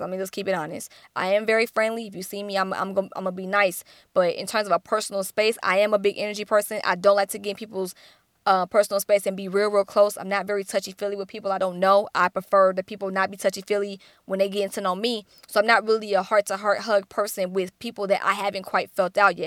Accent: Atlanta, Georgia, United States; I'm from Atlanta, which is the Black Hollywood

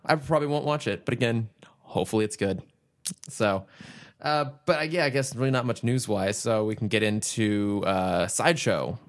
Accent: Northern California, United States; I'm from California

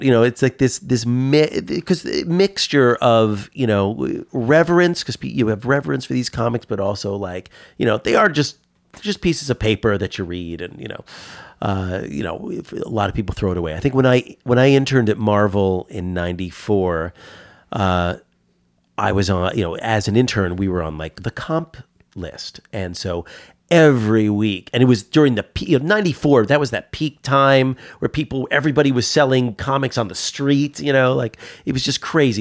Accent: Harrison, New York, United States; also born or lived in Bronx, New York; I grew up in Harrison, and there was certainly no comic shop

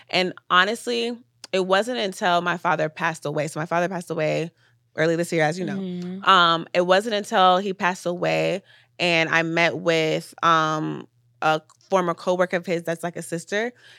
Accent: Nigeria; But I will say being a Nigerian also helped me, like, push past obstacles.

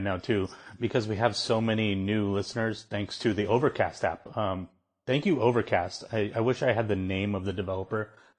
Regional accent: United States; as an American

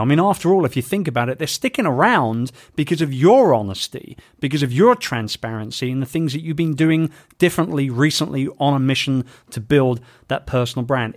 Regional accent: London, United Kingdom; my hometown of London

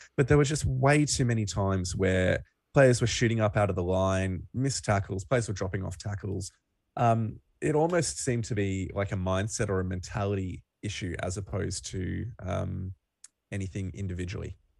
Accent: Australia; We're Aussie rugby fans

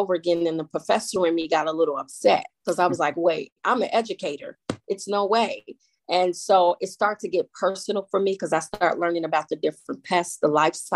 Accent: Chicago, Illinois, United States; Born and raised in Chicago. They call it Bronzeville now.

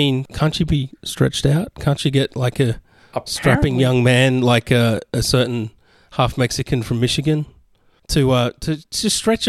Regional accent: Australia; I'm Australian

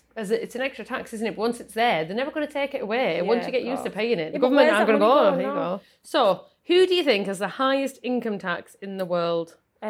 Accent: United Kingdom; because we're British.

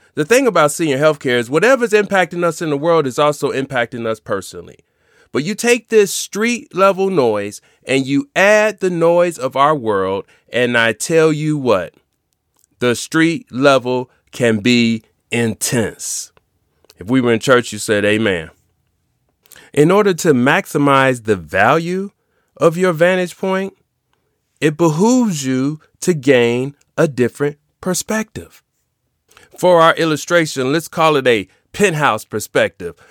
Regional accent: Chicago, Illinois, United States; As a kid growing up in Chicago

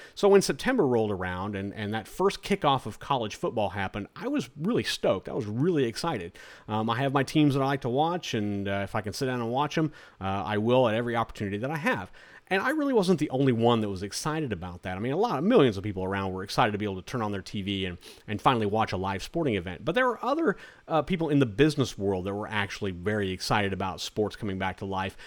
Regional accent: Florida, United States; my home state of Florida

